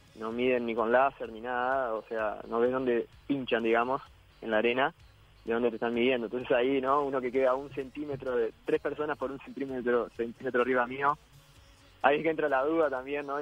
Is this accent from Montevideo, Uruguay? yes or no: yes; Montevideo, Uruguay; moved away as an adult; now in Brazil; Yo soy de Montevideo